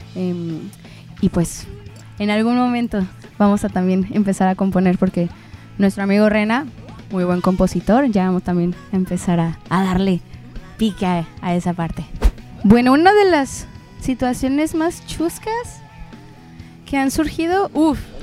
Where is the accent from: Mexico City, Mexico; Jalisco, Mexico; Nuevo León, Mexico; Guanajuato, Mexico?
Jalisco, Mexico; Puerto Vallarta; yo soy de aquí de Puerto Vallarta